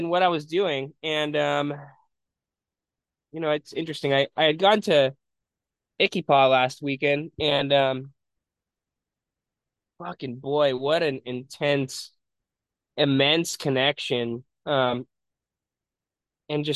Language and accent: English; San Jose, California, United States; I grew up in San Jose